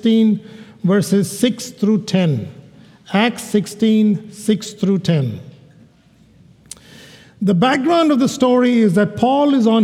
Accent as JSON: {"language": "English", "region": "Kerala", "country": "India", "tie": "born or raised there", "moved": "yes", "said": "into India, to my home state, about 25 miles from where I was born"}